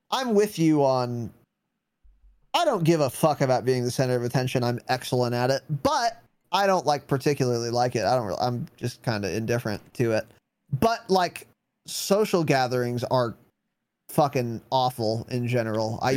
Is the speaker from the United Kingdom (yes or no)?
no; Ireland; as an Irishman, I love all things potato, of course.